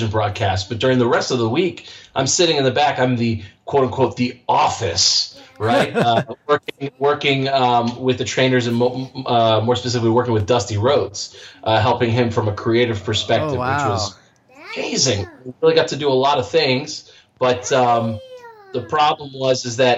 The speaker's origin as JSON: {"language": "English", "area": "right outside D.C.", "region": "Northern Virginia", "country": "United States", "tie": "born or raised there", "moved": "as an adult", "lives_now": "Florida, United States", "said": "I was born and raised in right outside D.C., Northern Virginia"}